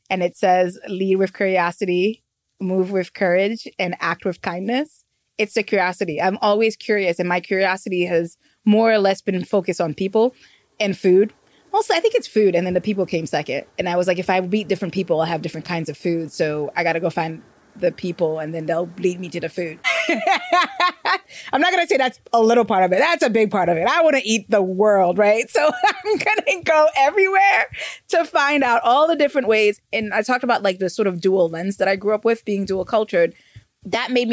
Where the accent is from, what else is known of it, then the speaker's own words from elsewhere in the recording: New York City, New York, United States; I'm from New York. From Queens